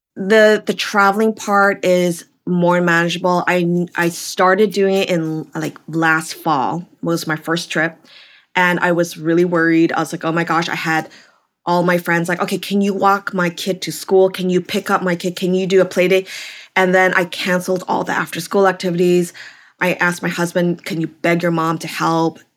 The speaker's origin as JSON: {"language": "English", "town": "Vancouver", "region": "British Columbia", "country": "Canada", "tie": "born or raised there", "also_born_or_lived": "California", "moved": "as an adult", "lives_now": "New York, United States", "said": "I'm originally from Canada, Vancouver, B C, so opposite coast from you"}